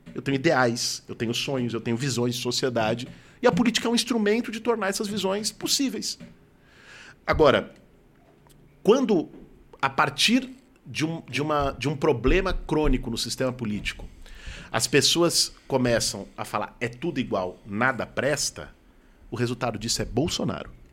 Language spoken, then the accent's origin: Portuguese; Pinheiros, Pompeia, Perdizes, São Paulo, Brazil; Quando eu nasci, meus pais moravam em Pinheiros, depois foram morar na Pompeia, em Perdizes.